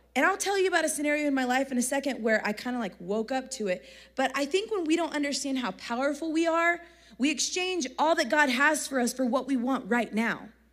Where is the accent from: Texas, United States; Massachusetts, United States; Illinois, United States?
Texas, United States; accent: country; I'm from Texas